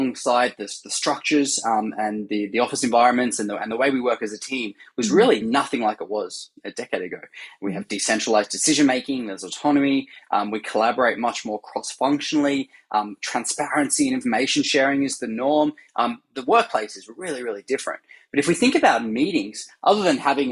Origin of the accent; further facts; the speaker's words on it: Australia; now in San Francisco, United States; I'm originally Australian, as you can hear, and now based in San Francisco